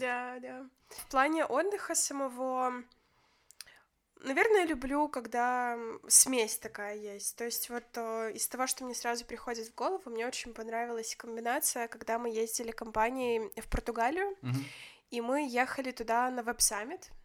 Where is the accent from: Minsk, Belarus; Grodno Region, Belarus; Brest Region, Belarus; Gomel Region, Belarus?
Grodno Region, Belarus; Grodno; я же из Гродно